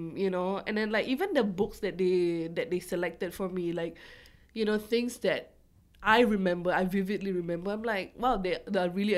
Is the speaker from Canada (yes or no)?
no; Singapore; growing up in Singapore